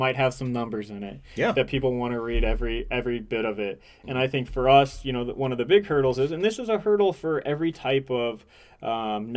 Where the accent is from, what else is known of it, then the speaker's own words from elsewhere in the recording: Indiana, United States; now in Michigan, United States; I'm from Indiana originally.